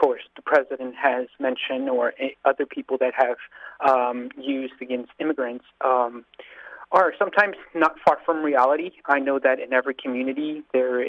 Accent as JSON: {"language": "English", "country": "United States", "tie": "born or raised there", "said": "I grew up in this country since I was a five-year-old"}